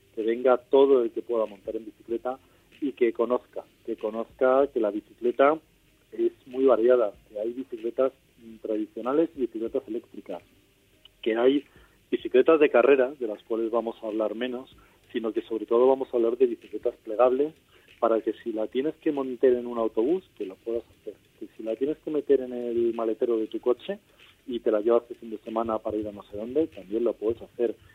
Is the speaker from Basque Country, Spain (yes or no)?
no; Madrid, Community of Madrid, Spain; Yo aparte soy de Madrid